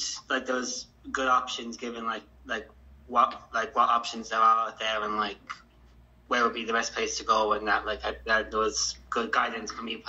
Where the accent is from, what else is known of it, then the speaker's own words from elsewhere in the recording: County Kerry, Ireland; also born or lived in Tralee; I'm from the Stowe town originally, but I was born here in Tralee, the Tralee General Hospital.